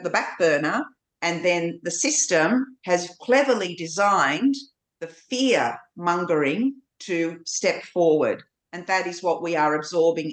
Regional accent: Ballarat, Victoria, Australia; also born or lived in Kuwait; I grew up in Australia, in this very white Australia culture

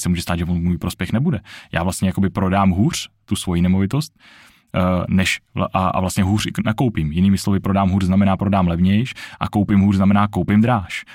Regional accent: Czechia; tady u nás v Čechách

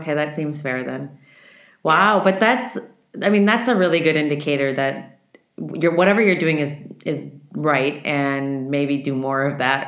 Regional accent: Midwest, United States; I grew up in the Midwest

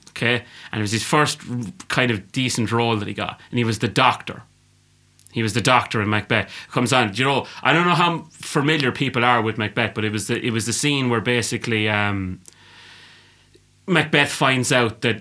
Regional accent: England, United Kingdom

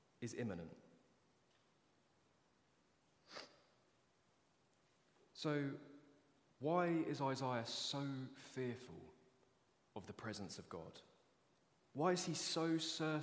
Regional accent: United Kingdom; as British people

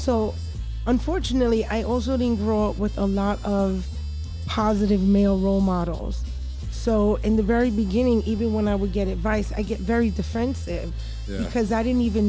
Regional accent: New York City, New York, United States; I'm like from the Bronx, which is D-A.

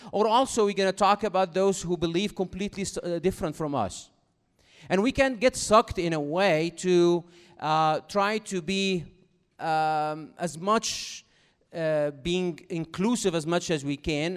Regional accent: Cairo, Cairo Governorate, Egypt; English is a second language; moved away as an adult; now in United States; I do have an accent, as you can, uh, recognize by now, because I'm from Cairo, Egypt originally, even though I have been in America for, uh, almost thirteen years now

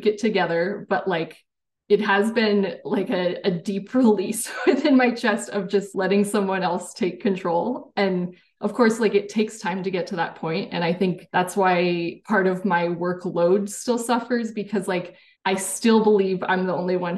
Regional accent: San Jose, California, United States; also born or lived in Washington State; growing up in Silicon Valley and the school I went

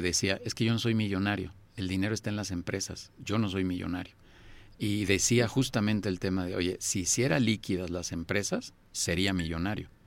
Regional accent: Mexico; yo también soy mexicano

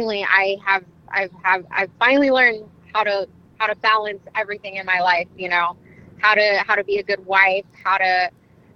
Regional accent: Mexico; now in United States; I was born in Mexico, and yes, I am proud of like being my ethnicity and like being born in Mexico and being Mexican and being a Mexican citizen too.

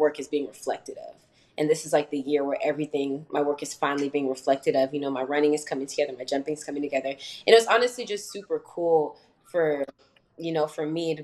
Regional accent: Frisco, Texas, United States; moved away as an adult; now in Nacogdoches, United States; I'm a third year here at SFA, and I grew up in Frisco, just regular suburban home.

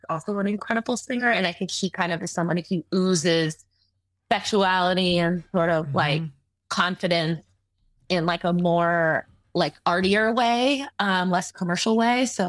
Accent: Southern California, United States; growing up in Southern California, where it's like skate and surf culture

